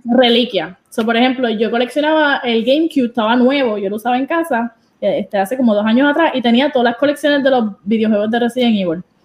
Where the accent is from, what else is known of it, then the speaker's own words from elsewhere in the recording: Puerto Rico; now in New Jersey, United States; yo soy de Puerto Rico, 100% boricua, pero ahora mismo eh, me estoy en New Jersey porque trabajo en Nueva York